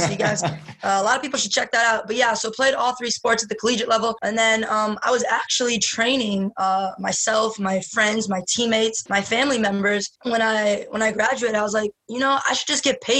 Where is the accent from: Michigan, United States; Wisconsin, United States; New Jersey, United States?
Michigan, United States; Michigan baby.